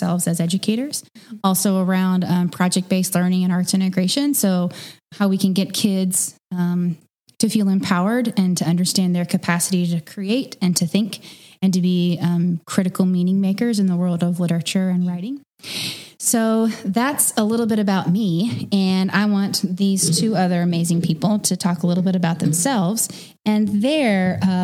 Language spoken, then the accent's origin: English; Kansas City, United States; moved away as an adult; also born or lived in Fayetteville, Arkansas; now in Arkansas, United States; I come from Kansas City originally. So I ended up in Arkansas